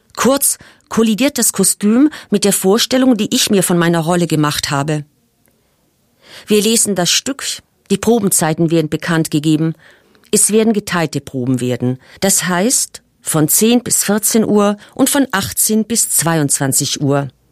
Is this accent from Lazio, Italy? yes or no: no; South Tyrol, Trentino-Alto Adige, Italy; bei uns in Südtirol